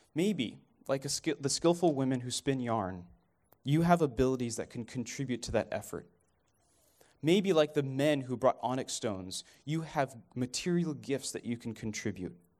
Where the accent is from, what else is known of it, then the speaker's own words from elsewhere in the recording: Dallas, Texas, United States; moved away as an adult; also born or lived in Kenya; I'm from Dallas